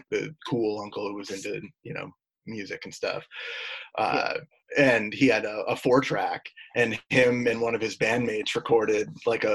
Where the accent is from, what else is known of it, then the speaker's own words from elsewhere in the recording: Oswego, New York, United States; moved away as an adult; Oswego, New York, where I'm from